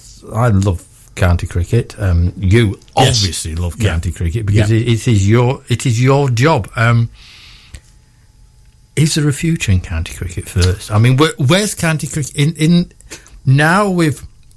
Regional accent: Balderton, East Midlands, United Kingdom; I come from Balderton

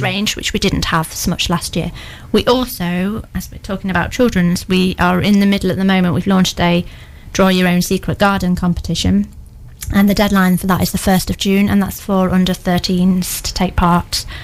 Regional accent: Newark, East Midlands, United Kingdom; now in Lincoln, United Kingdom; I'm um, based over at Lincoln at the moment, but I'm from Newark, and this is where all my family are as well

